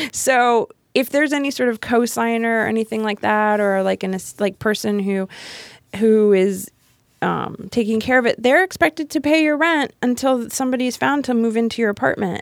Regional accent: Miami, Florida, United States; moved away; grew up in Miami. Um, I went to high school and college in Miami.

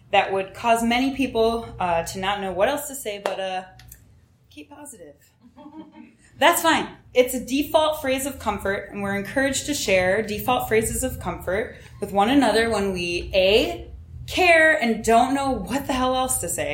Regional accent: Chicago Southland, Illinois, United States; I grew up on the final forest-preserved fringe of the Chicago Southland before it turns into farmland

